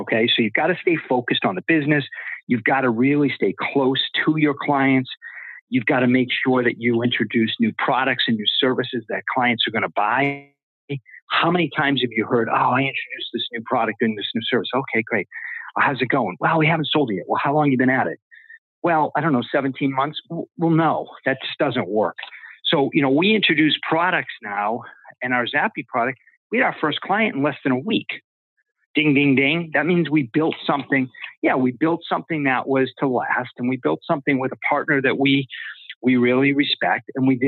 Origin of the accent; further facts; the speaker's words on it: East Coast, United States; growing up on the East Coast